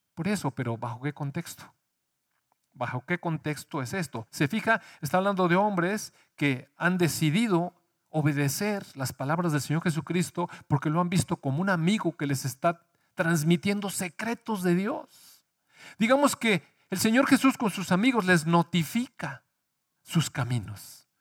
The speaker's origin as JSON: {"language": "Spanish", "country": "Mexico", "tie": "born or raised there", "said": "Sí nacimos en México"}